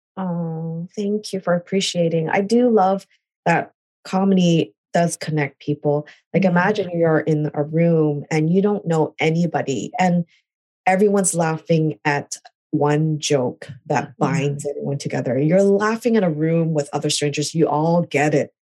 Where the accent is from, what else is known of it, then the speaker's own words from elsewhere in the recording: Canada; moved away as an adult; also born or lived in California, United States; now in New York, United States; I'm originally Canadian. I was born in California, but I moved to Canada when I was two